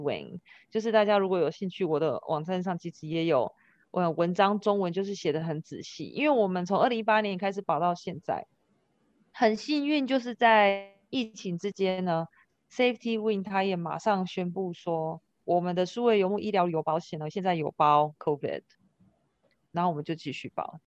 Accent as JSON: {"language": "Chinese", "town": "Kaohsiung", "country": "Taiwan", "also_born_or_lived": "Oregon, United States", "said": "我是高雄人嘛，我在美国有一个家，我在台湾也有一个家"}